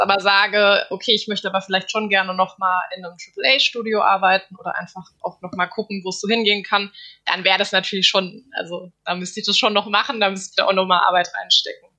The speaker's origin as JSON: {"language": "German", "town": "Darmstadt", "region": "Hesse", "country": "Germany", "also_born_or_lived": "North Rhine-Westphalia", "moved": "yes", "said": "ich komme aus Darmstadt"}